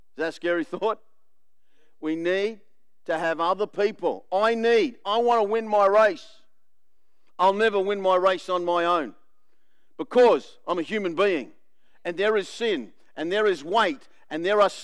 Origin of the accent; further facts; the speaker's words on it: Australia; I'm the Aussie male